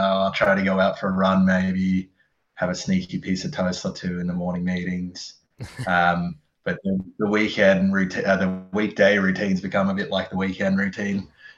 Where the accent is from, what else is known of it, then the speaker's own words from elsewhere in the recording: Dubbo, New South Wales, Australia; born there; also born or lived in Canberra / Adelaide / Newcastle; I was born in Dubbo, Wiradjuri country, and I grew up all around Australia, actually.